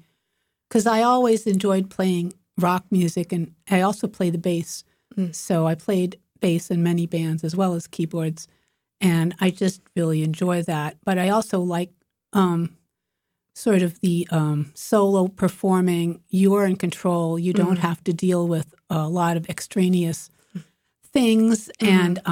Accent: Illinois, United States; now in Boston, United States; Well, I'm originally from Illinois, and I came here to go to Berklee College of Music. And Boston is about as different from where I grew up in the suburbs of Chicago, as you can imagine.

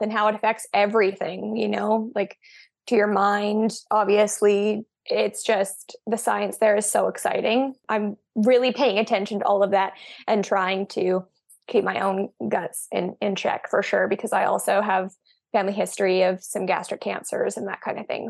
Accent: Canada; also born or lived in British Columbia; we're actually Canadian too

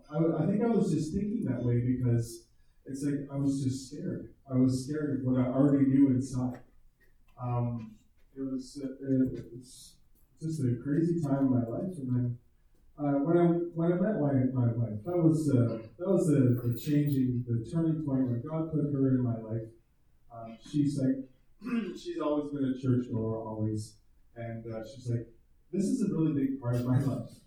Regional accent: outside of Toronto, Ontario, Canada; I grew up in a, in a small town outside in, uh, in Ontario, outside of Toronto. And, uh, we were definitely not a religious family at all.

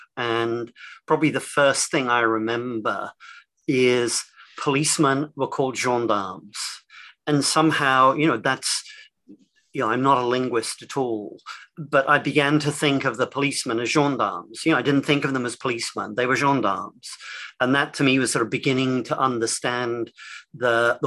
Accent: England, United Kingdom; moved away as an adult; also born or lived in London; now in United States; I'm English

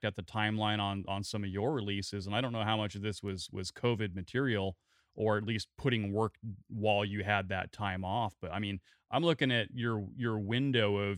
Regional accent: Salem, Oregon, United States; now in Seattle, United States; I was born in Salem, Oregon

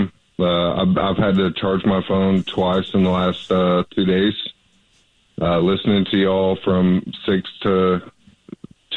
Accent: Mid-Cities, Texas, United States; moved away; I'm from the Mid-Cities

